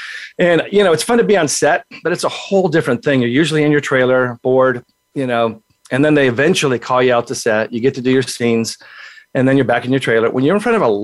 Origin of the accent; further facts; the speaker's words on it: San Diego, California, United States; I grew up in San Diego here in California, born and raised, loved this state